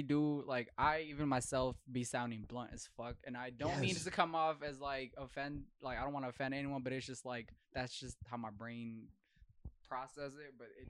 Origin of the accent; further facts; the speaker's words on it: Philippines; As a Filipino